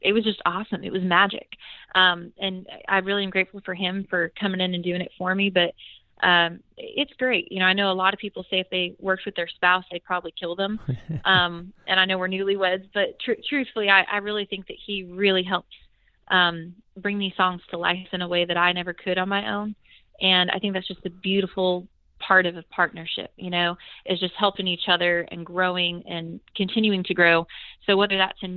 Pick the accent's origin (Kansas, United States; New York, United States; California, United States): California, United States; Bakersfield; now in Nashville, United States; the musical history that my hometown has